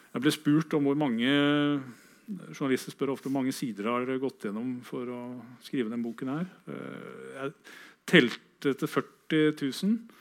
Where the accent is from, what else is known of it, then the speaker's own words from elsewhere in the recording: Kragerø, Telemark, Norway; min hjemby, Kragerø